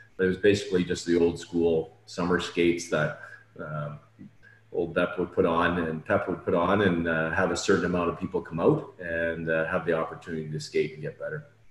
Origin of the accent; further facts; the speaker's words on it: North Bay, Ontario, Canada; moved away; we're both from North Bay originally